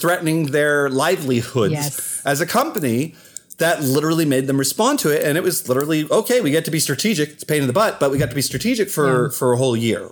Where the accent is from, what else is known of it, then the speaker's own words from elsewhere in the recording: Canada; accent: Canadian; my Canadian accent just came out